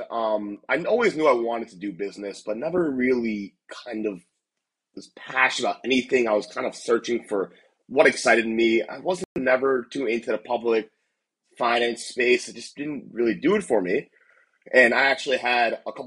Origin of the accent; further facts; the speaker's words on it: Millbrook, New Jersey, United States; moved away as an adult; also born or lived in Ithaca, New York; now in San Francisco, United States; I'm originally from Millbrook, New Jersey, about 30 minutes outside of New York City.